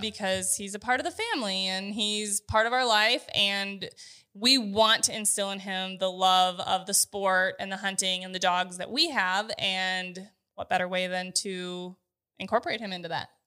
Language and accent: English; North Dakota, United States; I grew up in North Dakota, though, so pheasant hunting was something that I got to do quite frequently with my family.